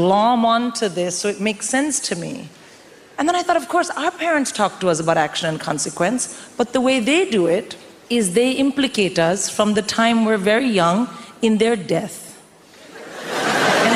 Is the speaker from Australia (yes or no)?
no; India; moved away as an adult; I'm born and raised in India